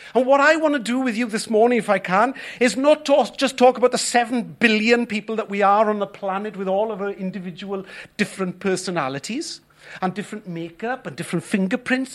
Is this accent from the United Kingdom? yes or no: yes; Wales, United Kingdom; us as Welsh people